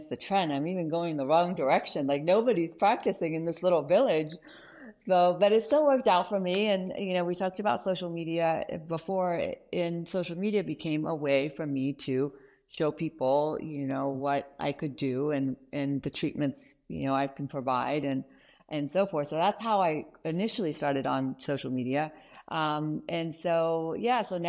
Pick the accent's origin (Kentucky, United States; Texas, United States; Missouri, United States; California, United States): Kentucky, United States; moved away; also born or lived in Iran; I actually ended up growing up in Kentucky, of all places, and then slowly migrated out west.